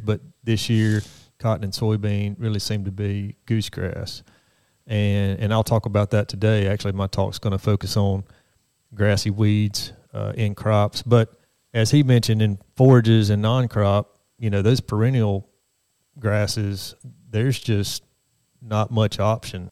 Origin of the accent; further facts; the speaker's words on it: Brookhaven, Mississippi, United States; I grew up in South Mississippi. Uh, Brookhaven is my hometown